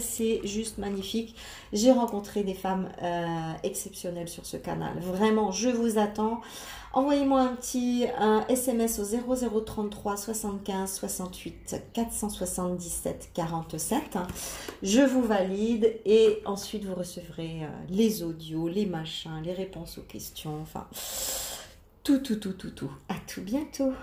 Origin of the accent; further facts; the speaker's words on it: Lorraine, Grand Est, France; moved away as an adult; also born or lived in south of France; bien que je sois à cent pour cent d'origine italienne, j'ai quand même, je suis née en Lorraine et j'ai vécu en Lorraine, euh, vingt-quatre ans